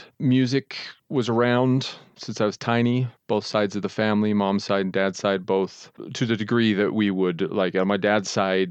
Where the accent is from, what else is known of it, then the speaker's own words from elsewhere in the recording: Utah, United States; And I grew up in Utah, very large Mormon families.